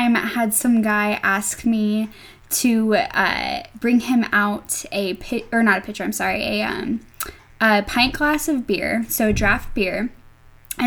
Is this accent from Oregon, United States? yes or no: no; Washington, United States; also born or lived in San Antonio, Texas; now in Pullman, United States; I am originally from Washington State